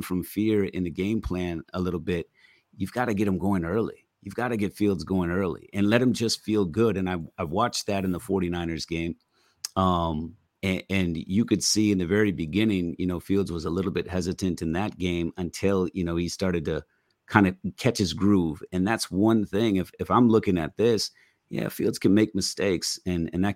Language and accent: English; Green Bay, Wisconsin, United States; moved away; I'm from Green Bay